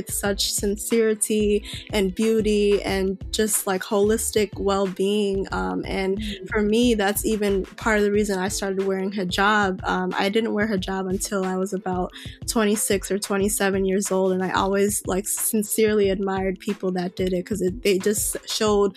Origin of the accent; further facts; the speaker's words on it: Chicago, Illinois, United States; I was born and raised in Chicago